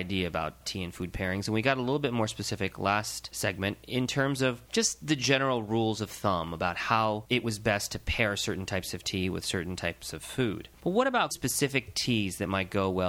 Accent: India; being Indian

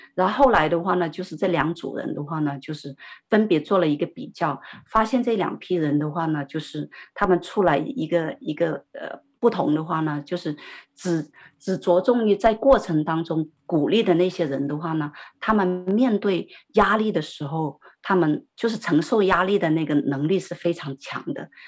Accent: Sichuan, China; 因为我们是四川人嘛

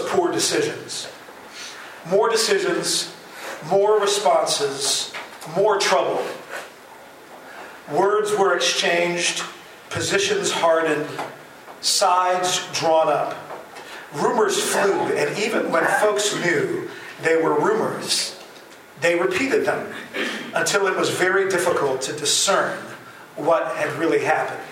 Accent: The Hague, South Holland, Netherlands; moved away as an adult; also born or lived in Chicago area, United States; now in Wheaton, United States; I was a pastor in The Hague, the Netherlands, which is my hometown, born and raised in the Netherlands.

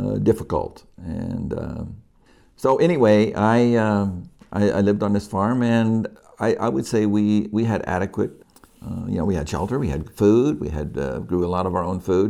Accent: Yuba City, California, United States; also born or lived in Oakland; I grew up in Yuba City

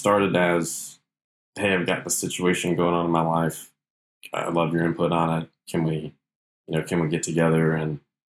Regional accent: Kokomo, Indiana, United States; I grew up in Kokomo, Indiana, a small town about an hour north of Indianapolis. We were involved in a small Baptist church. I got saved when I was seven, so both of my parents were believers

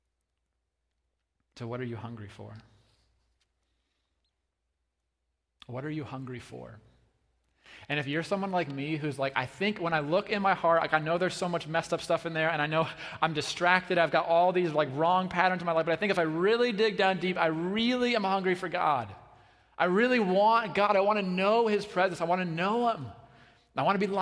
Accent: United States; American Christians

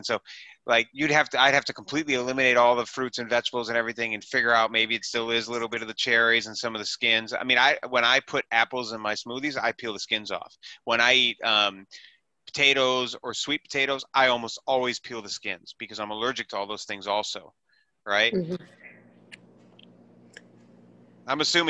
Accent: Wisconsin, United States; now in New York City, United States; I was from Wisconsin to New York City

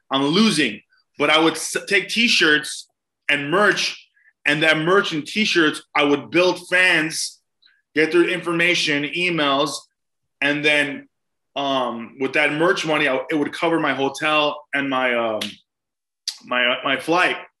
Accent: Glendale, California, United States; also born or lived in Mexico City, Mexico; I was raised Armenian in Glendale

